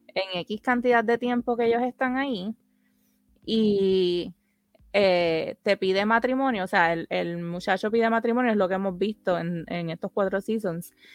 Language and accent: Spanish; Puerto Rico; nosotras somos dos boricuas amigas de toda la vida